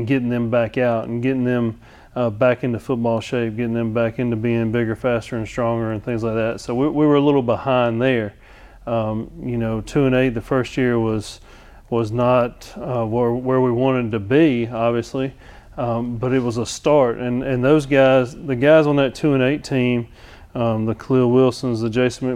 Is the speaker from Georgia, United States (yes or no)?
yes; Georgia, United States; moved away as an adult; now in Alabama, United States; originally I'm from Georgia.